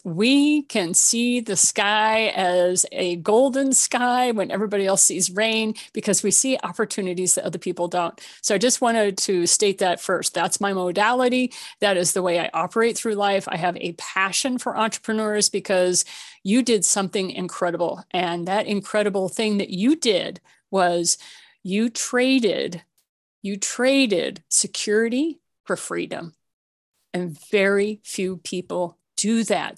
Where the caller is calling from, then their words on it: Colorado, United States; I'm calling you from Colorado. So I'm a mile high in the Rocky Mountains